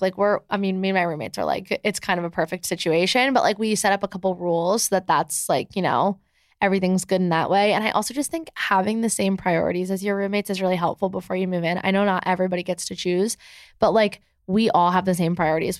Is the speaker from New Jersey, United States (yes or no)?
yes; New Jersey, United States; moved away as an adult; also born or lived in Michigan; now in New York City, United States; I live in New York City, but I'm from New Jersey, and, like, my whole entire high school, like, actually is here